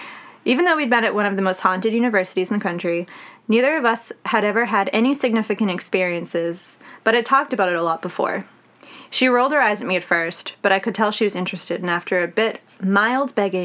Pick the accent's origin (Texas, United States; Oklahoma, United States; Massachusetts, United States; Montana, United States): Massachusetts, United States; Boston; Hello, I'm also from Boston.